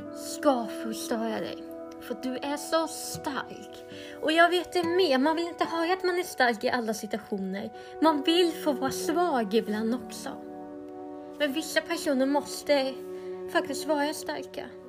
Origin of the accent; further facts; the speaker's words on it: Sweden; Men jag är helt svensk, jag lovar